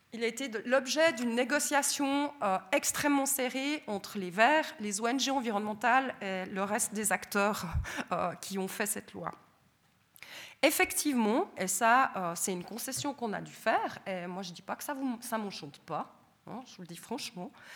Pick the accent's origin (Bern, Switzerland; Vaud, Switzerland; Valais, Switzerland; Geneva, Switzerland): Vaud, Switzerland; Sainte-Croix; notre joli Jura, je suis originaire de Sainte-Croix